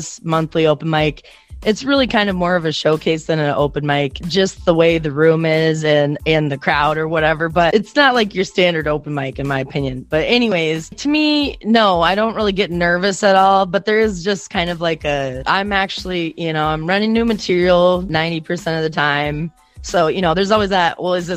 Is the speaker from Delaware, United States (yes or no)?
no; Iowa, United States; I'm from Iowa